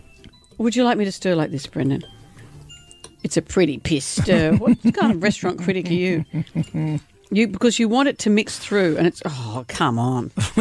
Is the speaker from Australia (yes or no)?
yes; Brisbane, Queensland, Australia; I grew up eating this, which is why I grew up in Brisbane without the fluoride.